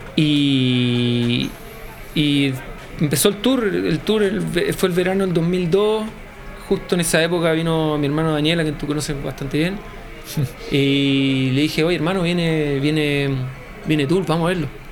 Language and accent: Spanish; Viña del Mar, Valparaíso, Chile; soy de Viña, entonces em, básicamente si eres de Viña veis el mar, siempre.